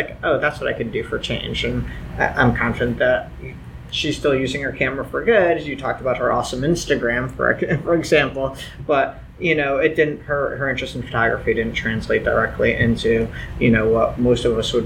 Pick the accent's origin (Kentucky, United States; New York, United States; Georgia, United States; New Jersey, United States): New York, United States; as a New Yorker